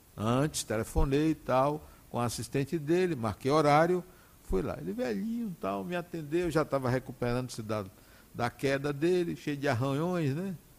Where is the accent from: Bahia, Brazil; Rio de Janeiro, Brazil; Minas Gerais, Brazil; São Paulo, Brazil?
Bahia, Brazil; Salvador; also born or lived in Acajutiba, Bahia; Nós viemos de Acajutiva para Salvador, no dia vinte e seis de janeiro de mil novecentos e sessenta e quatro